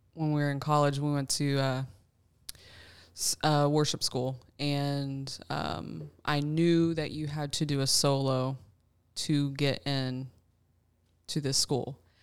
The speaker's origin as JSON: {"language": "English", "region": "Alabama", "country": "United States", "tie": "born or raised there", "also_born_or_lived": "North Carolina / Tulsa, Oklahoma", "moved": "as an adult", "lives_now": "Kansas City, United States", "said": "I was raised in Alabama"}